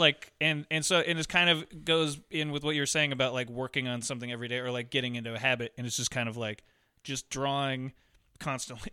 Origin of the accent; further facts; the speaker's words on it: Montana, United States; I grew up in Montana and my grandpa hunted